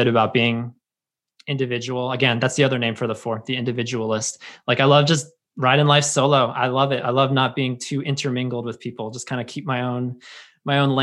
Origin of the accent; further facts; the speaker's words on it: United States; growing up in America and growing up in Christianity